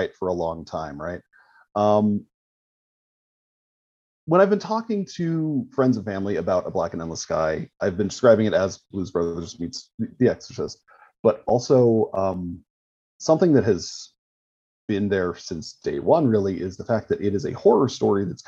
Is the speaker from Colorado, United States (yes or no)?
yes; Colorado, United States; my home state of Colorado